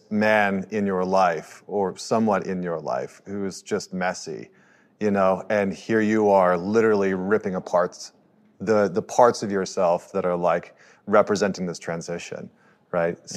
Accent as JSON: {"language": "English", "country": "Canada", "tie": "born or raised there", "said": "I grew up with woods. I totally I grew up in Canada, so like, there's a lot"}